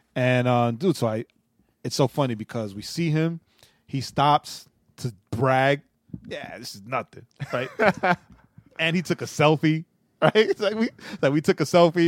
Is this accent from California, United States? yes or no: no; New York City, New York, United States; moved away; being born and raised in New York City